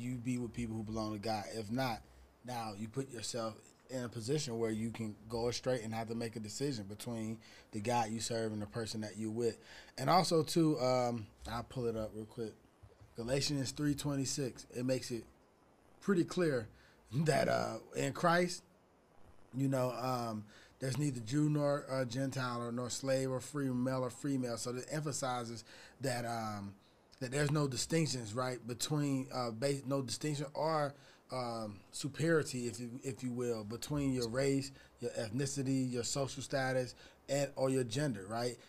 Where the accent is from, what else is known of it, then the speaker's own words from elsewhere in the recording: Atlanta, Georgia, United States; now in California, United States; I'm from Atlanta, and when I moved to California